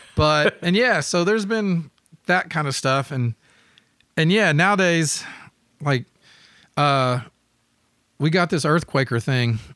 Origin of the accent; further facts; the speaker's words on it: Memphis, Tennessee, United States; growing up in Memphis